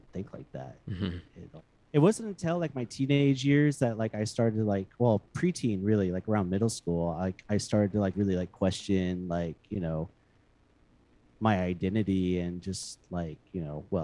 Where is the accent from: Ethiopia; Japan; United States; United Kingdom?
United States; Houston, Texas; moved away as an adult; now in Austin, United States; I was born and raised in Houston, and I spent most of my my young adulthood, well, my childhood and my teenage